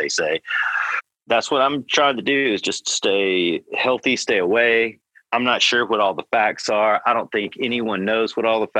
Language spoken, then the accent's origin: English; the South, United States; also born or lived in California; now in Oklahoma, United States; I'm from the South